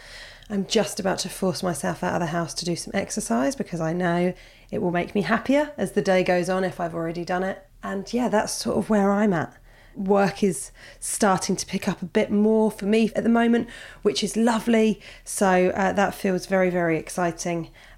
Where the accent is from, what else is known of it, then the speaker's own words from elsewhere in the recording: Australia; moved away as an adult; now in Spain; I'm originally from Australia, but moved across to the world of Spain 18 months ago. It was only meant to be an 8-month trip, but you know, pandemic. So here I am 10,000 miles from home